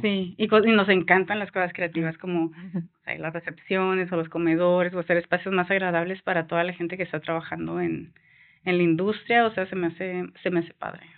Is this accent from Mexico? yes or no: yes; Mexico; yo siempre me creí muy mexicana, yo nací, y crecí en México